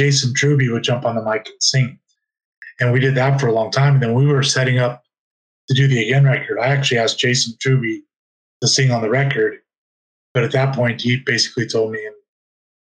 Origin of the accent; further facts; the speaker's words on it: West Coast, United States; moved away; I'm from the West Coast originally.